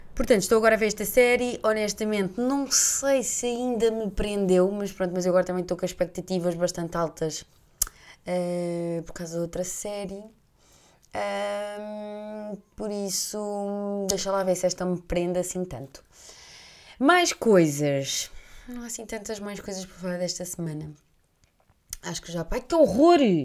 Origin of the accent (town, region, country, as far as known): Portugal